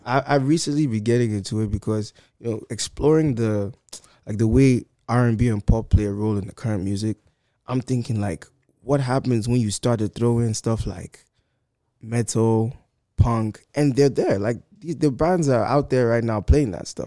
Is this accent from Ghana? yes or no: yes; Ghana; every one of us is from Ghana, we're all from Ghana.